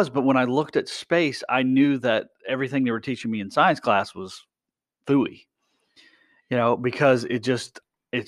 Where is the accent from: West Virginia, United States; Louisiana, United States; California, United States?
West Virginia, United States; I grew up in West Virginia